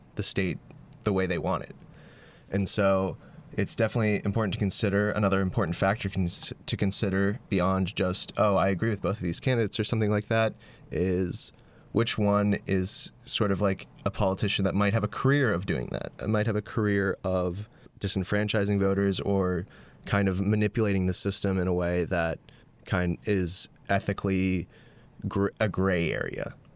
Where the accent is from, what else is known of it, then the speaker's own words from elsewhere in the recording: North Carolina, United States; moved away as an adult; I'm from North Carolina